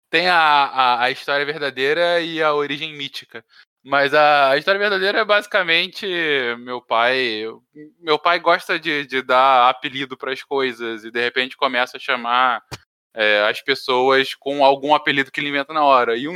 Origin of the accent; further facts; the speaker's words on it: Teresópolis, Rio de Janeiro, Brazil; accent: carioca; also born or lived in São Paulo; Eu, eu nasci em São Paulo, mas eu fiquei mudando entre São Paulo e Rio boa parte da minha infância e juventude e acabei fincando mais raízes desde os 11 anos em Teresópolis, na zona serrana do Rio, daí esse sotaque meio carioca.